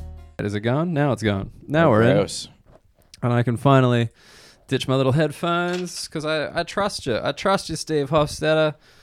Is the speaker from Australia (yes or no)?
yes; Australia; now in United Kingdom; as an Australian